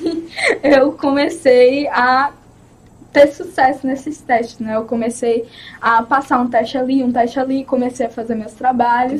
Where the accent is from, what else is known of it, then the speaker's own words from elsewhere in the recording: Recife, Pernambuco, Brazil; eu nasci em Pernambuco, Recife, Pernambuco, Recife